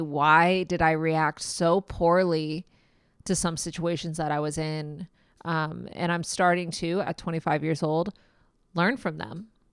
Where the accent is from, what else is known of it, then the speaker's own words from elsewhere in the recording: Kansas City, Missouri, United States; I am from Kansas City, Missouri